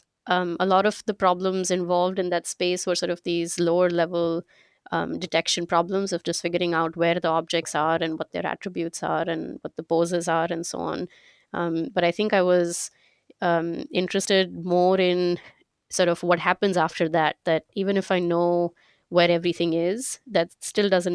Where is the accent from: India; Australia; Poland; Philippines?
India; moved away as an adult; also born or lived in Glassboro, New Jersey / Pittsburgh; I'm originally from India. That's where I grew up.